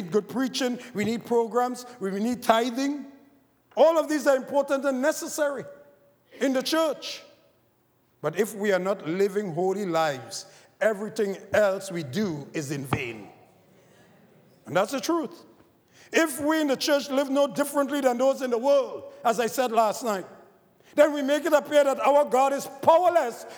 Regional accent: Trinidad & Tobago; moved away; growing up in Trinidad, I was a cricketer.

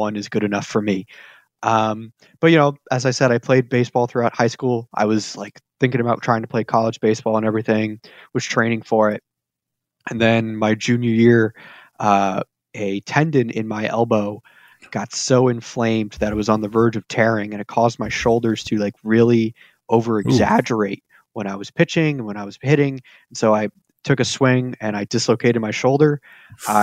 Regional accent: Placerville, California, United States; now in Roseville, United States; I grew up in Placerville, California

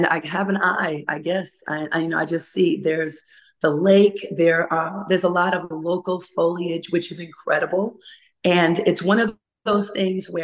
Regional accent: New York City, New York, United States; moved away as an adult; now in Maryland, United States; I grew up in Hollis, Queens

